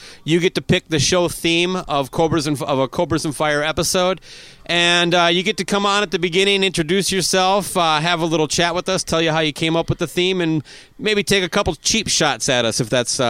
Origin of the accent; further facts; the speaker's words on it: Owatonna, Minnesota, United States; Owatonna, Minnesota, my hometown.